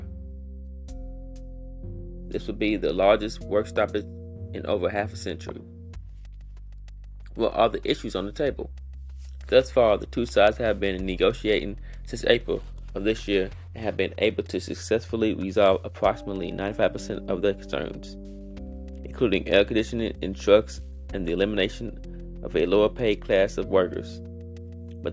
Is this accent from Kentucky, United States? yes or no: yes; Louisville, Kentucky, United States; I grew up in the West End